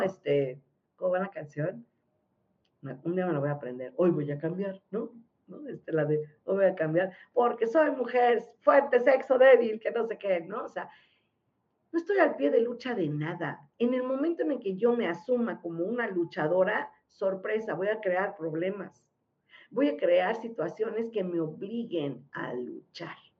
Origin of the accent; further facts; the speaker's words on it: Mexico; Si somos mexicanos